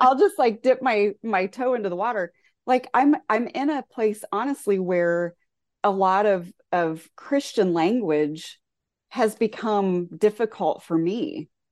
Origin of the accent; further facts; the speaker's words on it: southwestern Ohio, United States; also born or lived in rural Indiana; now in Indiana, United States; the community I grew up in Ohio, southwestern Ohio